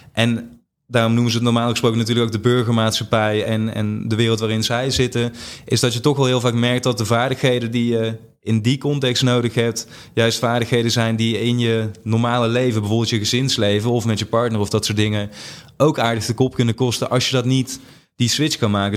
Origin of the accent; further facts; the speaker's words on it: Limburg, Netherlands; moved away; ik, ik, ben in Limburg opgegroeid, dus ook heel anders dan waar ik nu eh, me begeef.